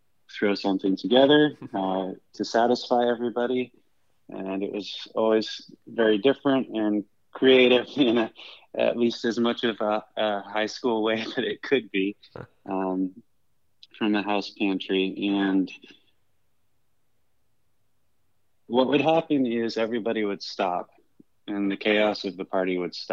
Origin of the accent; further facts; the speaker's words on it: Northern California, United States; now in Chicago, United States; I grew up in Northern California